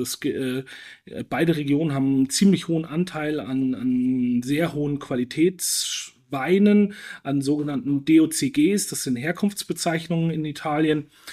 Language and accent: German; Franconia, Bavaria, Germany; Ich bin gebürtiger Franke